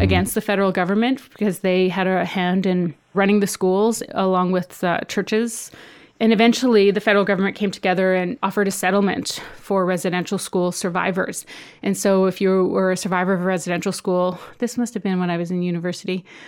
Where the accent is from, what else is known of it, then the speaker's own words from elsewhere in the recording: southern Saskatchewan, Canada; moved away as an adult; also born or lived in Halifax; now in United States; I grew up on my reserve in southern Saskatchewan, so very kind of rural area